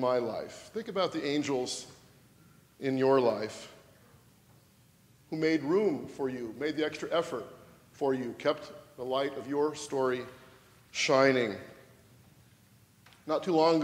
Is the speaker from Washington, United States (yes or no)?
yes; Washington, United States; moved away as an adult; also born or lived in California; from my home state of Washington to California and back